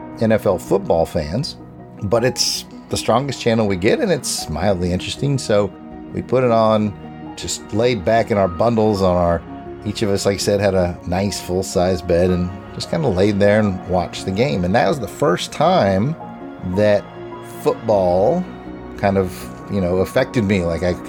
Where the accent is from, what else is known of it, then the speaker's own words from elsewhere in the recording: Minnesota, United States; I grew up in the Twin Cities, but no, I have not purified myself in the waters of Lake Minnetonka